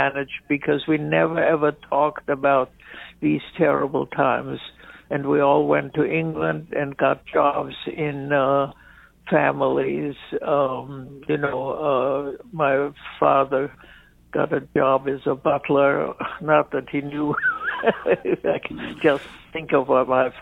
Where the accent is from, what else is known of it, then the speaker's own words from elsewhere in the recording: Vienna, Austria; moved away; I was born in Vienna, Austria